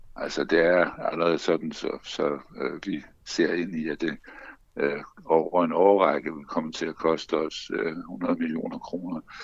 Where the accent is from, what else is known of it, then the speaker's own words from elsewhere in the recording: Bornholm, Capital Region of Denmark, Denmark; Jeg er opvokset på Bornholm, så jeg, jeg kan sagtens forstå Bornholmsk.